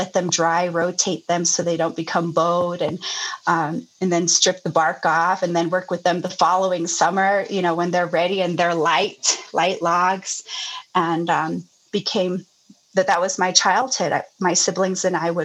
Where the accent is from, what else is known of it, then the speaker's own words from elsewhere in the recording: Lukachukai, Arizona, United States; I grew up in, it's called Luk'ach Ekai, and it's describing a valley